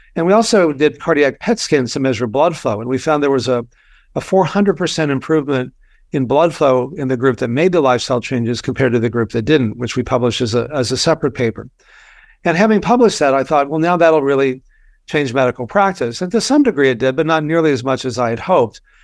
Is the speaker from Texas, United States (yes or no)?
yes; Texas, United States; I grew up in Texas